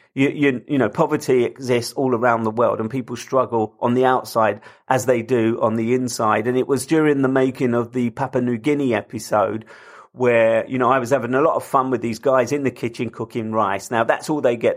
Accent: London, United Kingdom; I come from London, I live in London

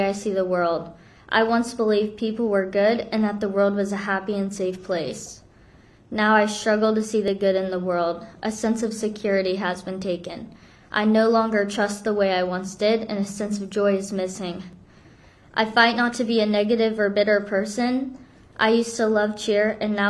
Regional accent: South Korea; now in Florida, United States; I'm from Korea

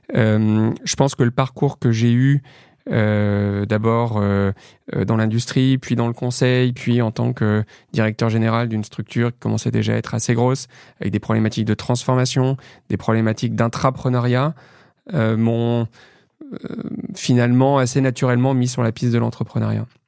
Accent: Lyon, Auvergne-Rhône-Alpes, France; moved away as an adult; also born or lived in Paris; j'ai grandi dans la banlieue est de Lyon. et voilà, je suis resté à Lyon jusqu'à mes 20 ans

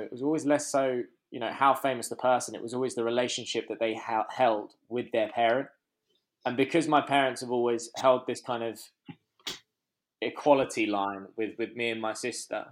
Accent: London, United Kingdom; also born or lived in Hertfordshire; we grew up in Muswell Hill.

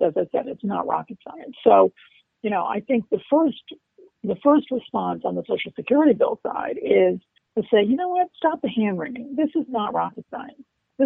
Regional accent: Maryland, United States; So to your point about the Maryland bill, I was so excited about that because, as you know, I grew up in Maryland and I remain close to a number of Maryland state legislators

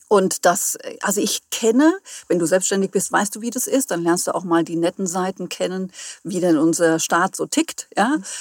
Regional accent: near Friedberg, Hesse, Germany; moved away as an adult; now in Hamburg, Germany; Ich komme ursprünglich aus dem Hessenland, mhm. bin dort auch geboren, also in der Nähe von Friedberg

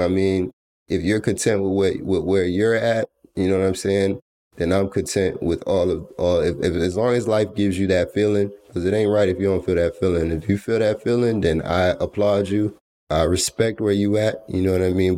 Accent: Atlanta, Georgia, United States; I was born in Atlanta, Georgia

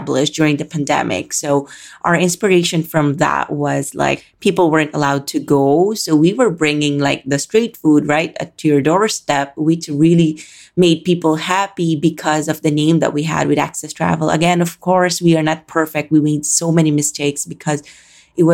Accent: Calabarzon, Philippines; moved away as an adult; now in Manila, Philippines; I was born and raised in the Philippines

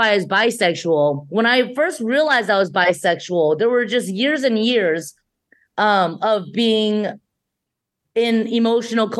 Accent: San Gabriel Valley, Los Angeles County, California, United States; also born or lived in Shanghai, China; I grew up in San Gabriel Valley, which isn't far from, you know, LA proper, still LA right. County.

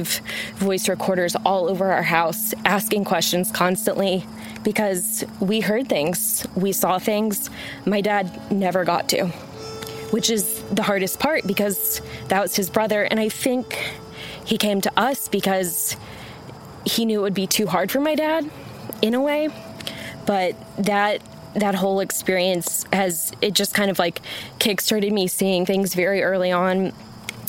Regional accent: Arlington, Texas, United States; I'm originally from Dallas-Fort Worth, Arlington

